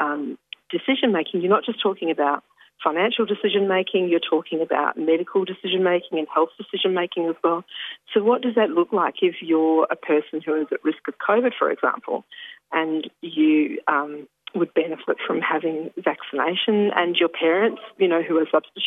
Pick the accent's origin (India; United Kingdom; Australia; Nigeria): Australia; Ballardong Country, Western Australia; now in Victoria, Australia; I'm originally from Balladong Country in Western Australia. currently in Victoria